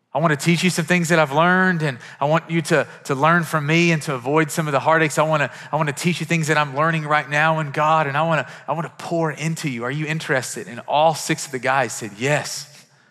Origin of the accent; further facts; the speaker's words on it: Kentucky, United States; I'm from Kentucky and we have horses